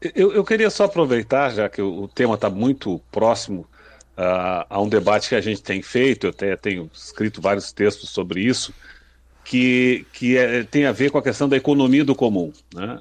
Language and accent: Portuguese; Rio Grande do Sul, Brazil; lá no meu estado, no Rio Grande do Sul